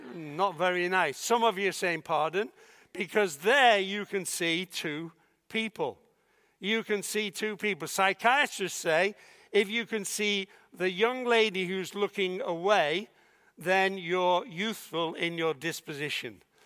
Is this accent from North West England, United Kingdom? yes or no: yes; Liverpool, North West England, United Kingdom; I was born in Liverpool